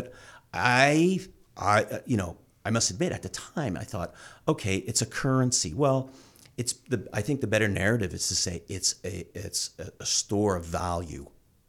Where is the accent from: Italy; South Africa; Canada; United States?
Canada; Like now, as a Canadian, you can buy a Bitcoin ETF.